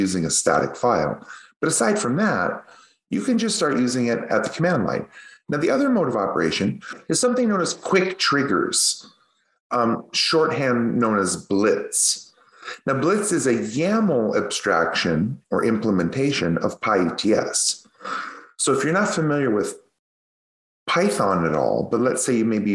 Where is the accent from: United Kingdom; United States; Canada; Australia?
Canada; accent: Canadian; my Canadian accent. I really drag that yats